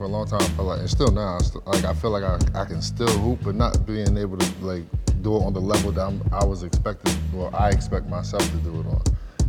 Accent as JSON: {"language": "English", "region": "New Jersey", "country": "United States", "said": "A lifestyle, Jersey."}